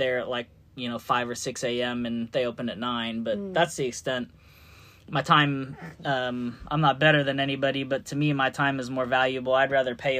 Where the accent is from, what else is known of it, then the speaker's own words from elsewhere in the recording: California, United States; moved away as an adult; also born or lived in Georgia; now in Louisville, United States; I'm originally from California